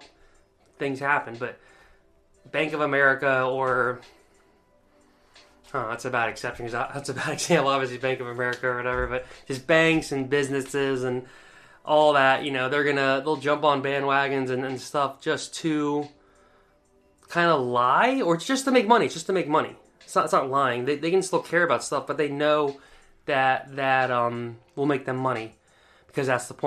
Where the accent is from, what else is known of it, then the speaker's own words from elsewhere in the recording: East Coast, United States; moved away; growing up on the East Coast